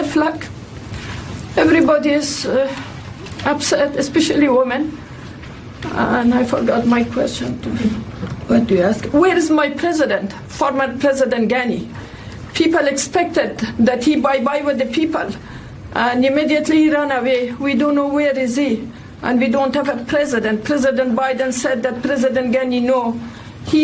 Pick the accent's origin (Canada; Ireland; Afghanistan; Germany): Afghanistan; I'm from Afghanistan